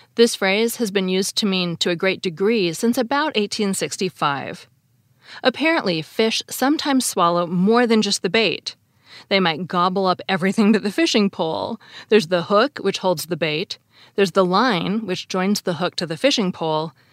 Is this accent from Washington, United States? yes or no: yes; Seattle, Washington, United States; I grew up in Seattle, and I've lived in the West my whole life